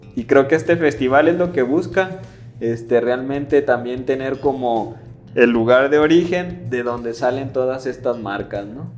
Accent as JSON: {"language": "Spanish", "town": "Atotonilco el Alto", "region": "Jalisco", "country": "Mexico", "said": "de Atoto."}